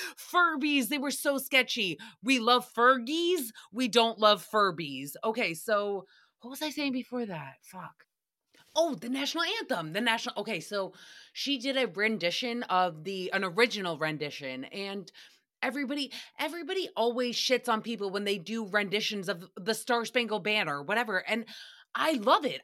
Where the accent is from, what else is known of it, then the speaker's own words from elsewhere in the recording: Rhode Island, United States; I grew up in Rhode Island